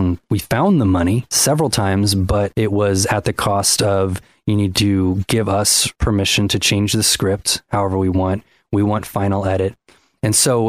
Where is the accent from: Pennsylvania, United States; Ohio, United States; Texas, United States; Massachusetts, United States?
Ohio, United States; growing up in Ohio.